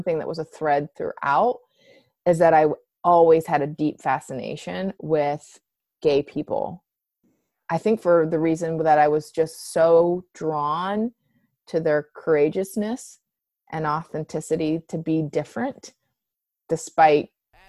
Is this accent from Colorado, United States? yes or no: no; West Virginia, United States; Hated that I was from West Virginia, like one of the most impoverished, pathetic states in the U.S.